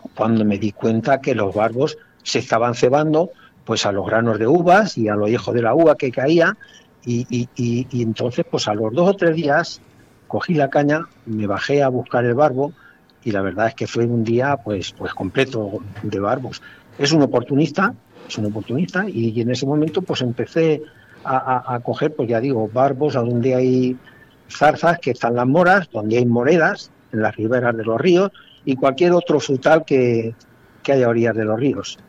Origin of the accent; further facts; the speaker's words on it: province of Cuenca, Castilla-La Mancha, Spain; mi tierra, en, la provincia de Cuenca